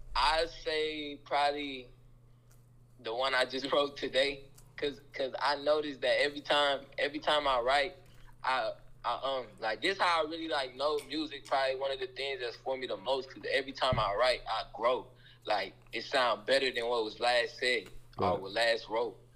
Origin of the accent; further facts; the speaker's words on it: Omaha, Nebraska, United States; I'm from Omaha, Nebraska, from the cold.